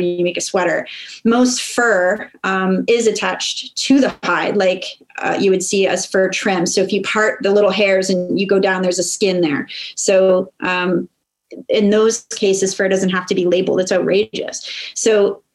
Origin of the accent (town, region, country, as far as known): Canada